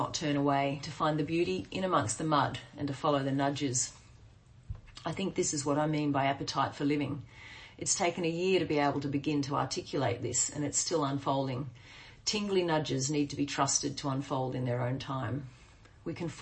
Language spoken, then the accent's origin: English; Queensland, Australia; moved away as an adult; back in my hometown, 25 years after I left